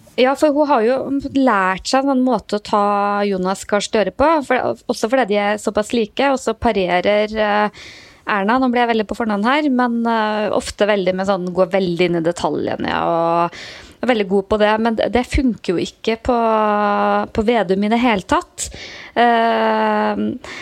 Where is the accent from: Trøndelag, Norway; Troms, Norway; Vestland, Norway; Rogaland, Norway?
Trøndelag, Norway; moved away; hjemme i Trøndelag